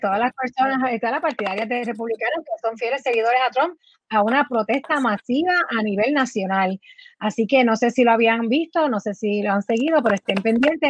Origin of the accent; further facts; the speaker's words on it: Puerto Rico; nos identifica a nosotros como puertorriqueños